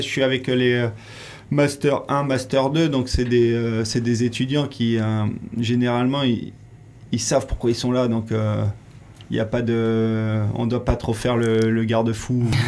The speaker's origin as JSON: {"language": "French", "town": "Royan", "region": "Nouvelle-Aquitaine", "country": "France", "tie": "born or raised there", "said": "Moi, je suis originaire de Royan, en Charente-Maritime."}